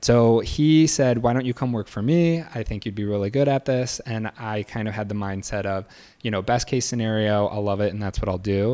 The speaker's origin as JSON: {"language": "English", "region": "Michigan", "country": "United States", "tie": "born or raised there", "also_born_or_lived": "Evanston", "moved": "as an adult", "lives_now": "Chicago, United States", "said": "I grew up in Michigan. Uh, lived there until I went to college"}